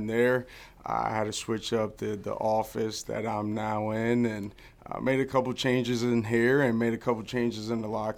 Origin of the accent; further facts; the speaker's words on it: Maryland, United States; I was born and raised in Maryland